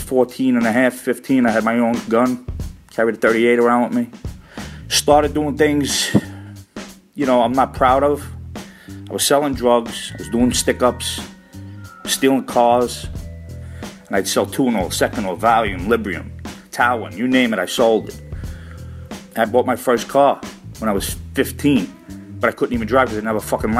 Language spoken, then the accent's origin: English; New York City, New York, United States; I'm an Italian-American growing up in Brooklyn, Bensonhurst